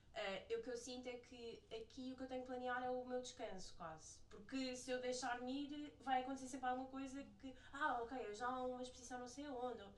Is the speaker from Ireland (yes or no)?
no; Portugal; moved away as an adult; now in New York, United States